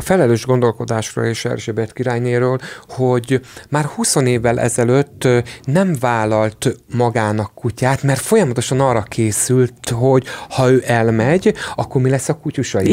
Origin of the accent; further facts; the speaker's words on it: Székesfehérvár, Fejér, Hungary; Ugye én Székesfehérvári vagyok